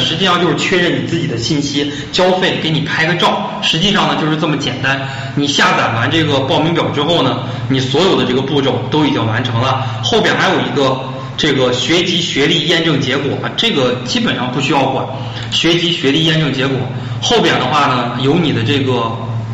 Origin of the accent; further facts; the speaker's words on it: Beijing, China; also born or lived in Zhangjiakou, Hebei; now in Changsha, China; 我的籍贯，我是北京人，选，哎，就选择北京市赤霞区。我的这个户籍所在地是海淀区，家住朝阳区